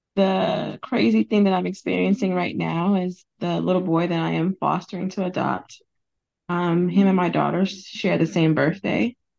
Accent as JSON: {"language": "English", "region": "California", "country": "United States", "said": "I'm from California in the United States"}